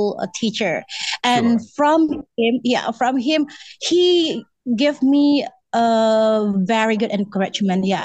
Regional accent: West Sumatra, Indonesia; English is a second language; I'm from West Sumatra

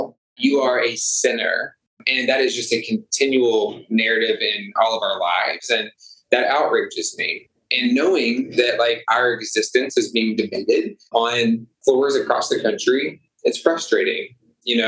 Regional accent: Arkansas, United States; moved away as an adult; also born or lived in Little Rock, Arkansas; now in Chicago, United States; I'm born and raised in Arkansas

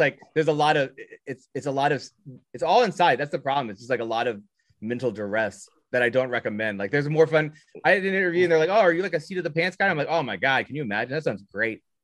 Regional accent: Southern Indiana, United States; I'm from Southern Indiana.

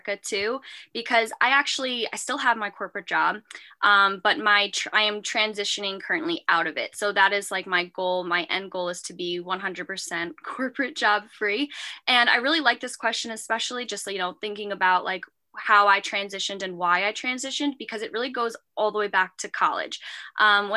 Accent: Long Island, New York, United States; also born or lived in Manhattan, New York; from Long Island, New York

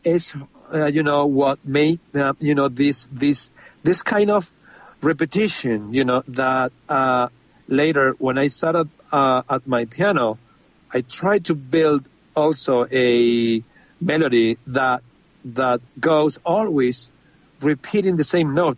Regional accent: Spain; I'm from Spain

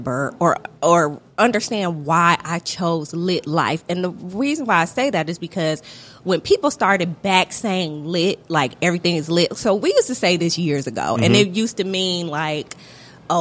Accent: Toledo, Ohio, United States; moved away as an adult; also born or lived in Philadelphia; now in Atlanta, United States; I'm from Toledo, Ohio, which is about, it's right on the Michigan border

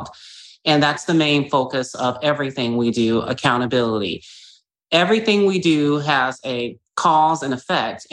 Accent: Gary, Indiana, United States; I'm from Gary, Indiana, which was the former murder capital of the world

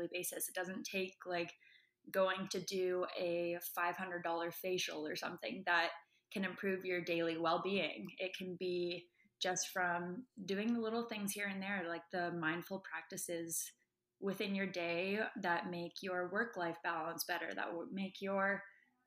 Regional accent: Vancouver, British Columbia, Canada; moved away as an adult; now in Toronto, Canada; I am from Vancouver. I came to Toronto for university with a volleyball scholarship.

